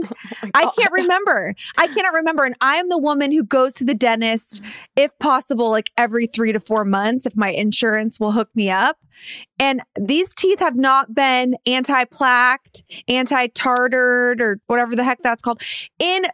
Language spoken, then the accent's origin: English; Downey, California, United States; moved away as an adult; now in Los Angeles, United States; my hometown of Downey, California.